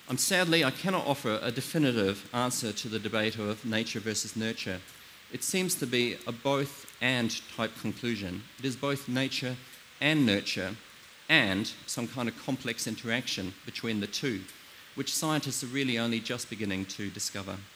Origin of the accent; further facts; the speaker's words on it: New Zealand; I come from New Zealand